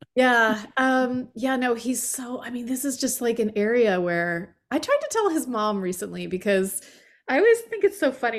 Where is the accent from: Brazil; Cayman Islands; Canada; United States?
United States; Allentown, Pennsylvania; moved away; Allentown, Pennsylvania